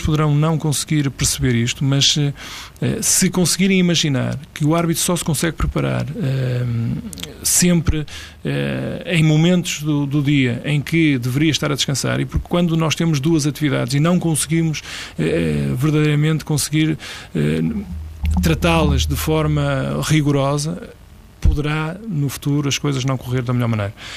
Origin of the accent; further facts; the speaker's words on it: Lordelo, Portugal; em Lordelo, que é de onde eu sou